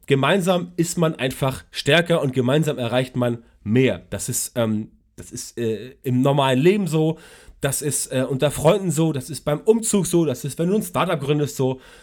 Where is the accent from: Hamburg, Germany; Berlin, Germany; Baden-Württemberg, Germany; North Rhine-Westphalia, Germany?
Hamburg, Germany; Ich komme aus Hamburg